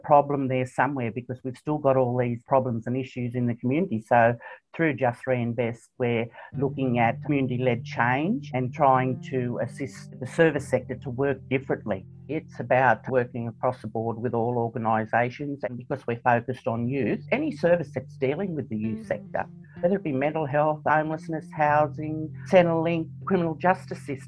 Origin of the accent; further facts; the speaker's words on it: Moree, New South Wales, Australia; born and bred in Moree